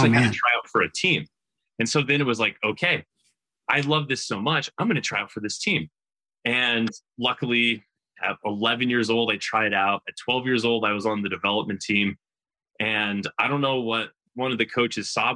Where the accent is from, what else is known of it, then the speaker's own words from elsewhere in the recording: Northern New York, United States; I grew up in Northern New York